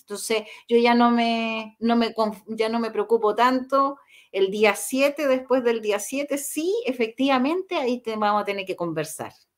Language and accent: Spanish; Chile; como chilenos